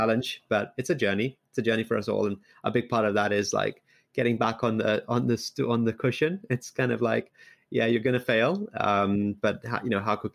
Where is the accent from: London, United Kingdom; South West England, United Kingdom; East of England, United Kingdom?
London, United Kingdom; also born or lived in Liverpool; now in Bay Area, United States; I grew up in London. I actually first moved to the UK to Liverpool